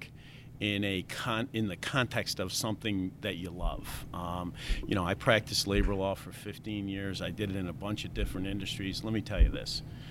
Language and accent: English; Rome, New York, United States; moved away as an adult; also born or lived in Boston; I'm from Rome, New York, originally